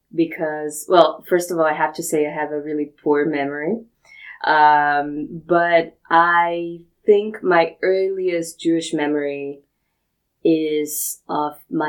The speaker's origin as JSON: {"language": "English", "country": "Brazil", "said": "I'm from Brazil"}